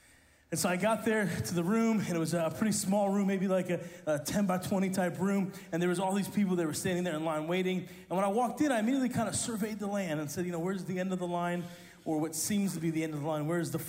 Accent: Italy; See, people call me … because I grew up in Italy. My parents are missionaries there.

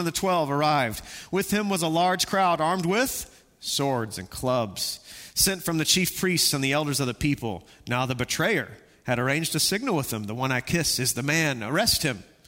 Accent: Texas, United States; I'm from Texas.

